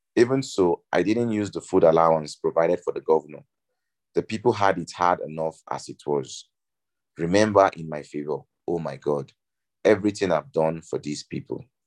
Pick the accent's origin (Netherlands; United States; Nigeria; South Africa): Nigeria; I'm Nigerian